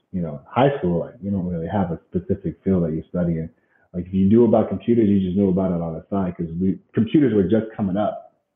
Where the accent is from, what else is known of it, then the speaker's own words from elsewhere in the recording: Colorado Springs, Colorado, United States; also born or lived in Fountain, Colorado; we moved from Fountain, Colorado. I went to a high school out there